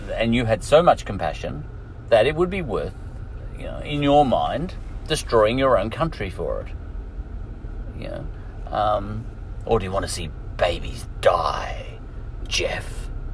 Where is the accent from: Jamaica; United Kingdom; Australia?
Australia